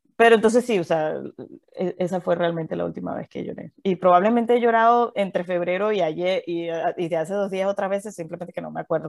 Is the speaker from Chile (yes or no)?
no; Valencia, Carabobo, Venezuela; moved away as an adult; also born or lived in Caracas, Venezuela / Mérida, Venezuela; now in Houston, United States; Yo nací en Venezuela, nací en Caracas, viví toda mi vida en Valencia